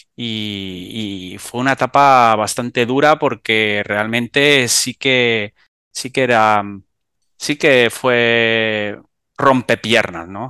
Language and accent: Spanish; Almería, Andalusia, Spain; soy del sur de España, de Almería